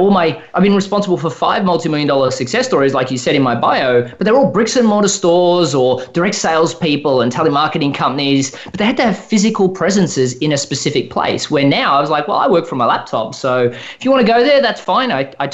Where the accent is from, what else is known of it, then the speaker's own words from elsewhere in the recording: Melbourne, Victoria, Australia; moved away as an adult; now in Austin, United States; So I'm from Melbourne, Australia, and I've lived in the US for about 5 years now.